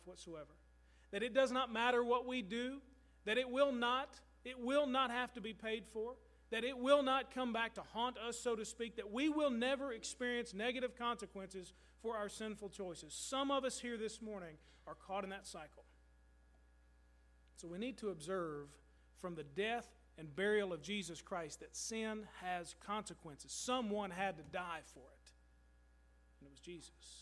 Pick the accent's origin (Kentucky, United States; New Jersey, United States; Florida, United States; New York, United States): Kentucky, United States; Louisville; moved away; Louisville is my hometown